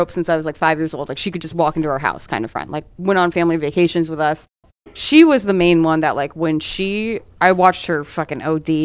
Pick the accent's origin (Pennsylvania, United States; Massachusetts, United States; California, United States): Massachusetts, United States; I grew up in a factory town that got ravaged by the opioid crisis